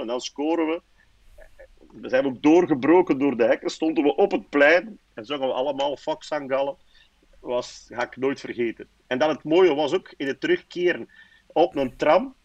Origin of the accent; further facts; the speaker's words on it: Aalst, Flanders, Belgium; Ik ben afkomstig van Aalst.